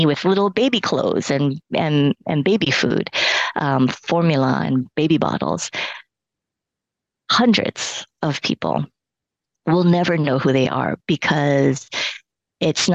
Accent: Hawaii, United States; first language Cantonese; English is a second language; also born or lived in Hong Kong; I'm born and raised in Hawaii

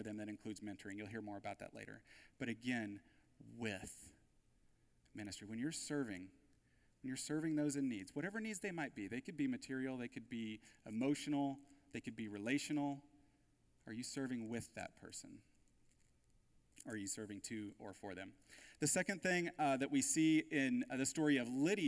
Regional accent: United States; the wealth and resources that we have as American Christians

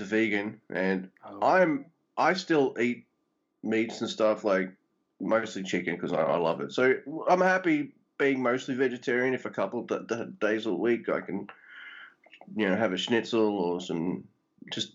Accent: Australia; I'm Aussie

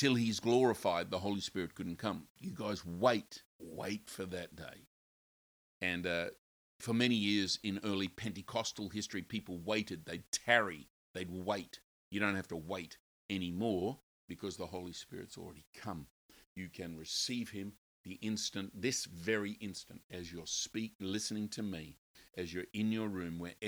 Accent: Australia; I grew up in Australia

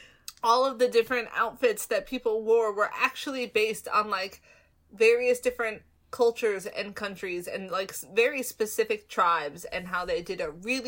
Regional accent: United States; I grew up in America, and apparently Hallie didn't, but I grew up in America

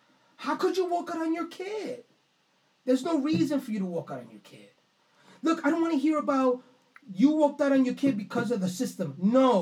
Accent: New York City, New York, United States; I grew up on Crescent, 184th Street

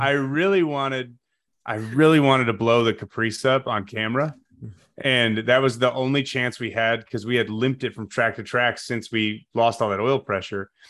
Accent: Chicago, Illinois, United States; now in Taylorsville, United States; I'm from the Chicago suburbs originally

